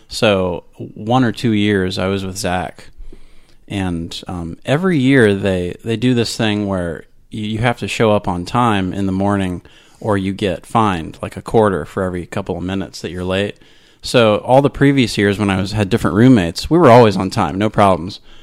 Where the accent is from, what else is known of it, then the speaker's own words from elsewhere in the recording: Florida, United States; also born or lived in Tampa, Florida / Maryland / Orange, California; I've almost been a Floridian all my life, but not quite. I was born in Tampa